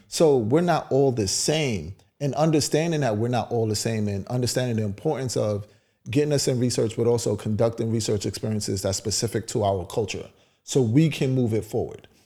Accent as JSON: {"language": "English", "town": "New York City", "region": "New York", "country": "United States", "tie": "born or raised there", "said": "I grew up in Brownsville."}